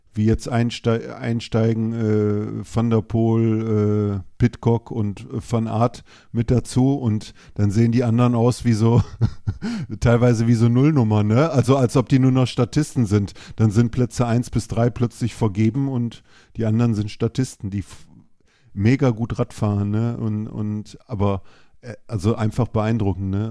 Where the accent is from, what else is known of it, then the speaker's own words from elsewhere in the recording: Düsseldorf, North Rhine-Westphalia, Germany; ich komme aus Düsseldorf